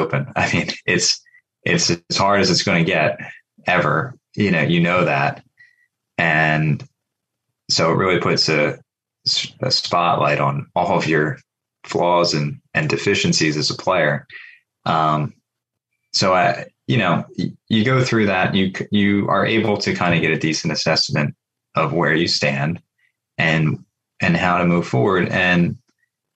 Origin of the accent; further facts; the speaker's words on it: Pennsylvania, United States; my home state